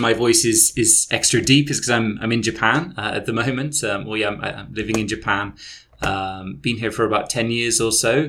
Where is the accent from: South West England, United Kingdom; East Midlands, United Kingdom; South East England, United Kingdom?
South West England, United Kingdom; Christchurch; So I was born just outside of Bournemouth in Christchurch, which is like a small town.